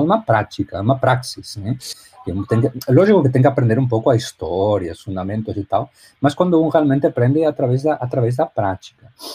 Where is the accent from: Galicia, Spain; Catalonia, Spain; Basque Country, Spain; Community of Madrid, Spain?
Galicia, Spain; A Coruña; Portuguese is a second language; moved away as an adult; now in Miami, United States; Eu sou espanhol, nasci na Espanha, na, na Galícia